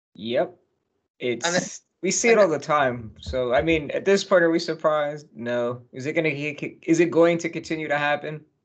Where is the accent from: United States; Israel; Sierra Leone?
United States; My my home state's got a home team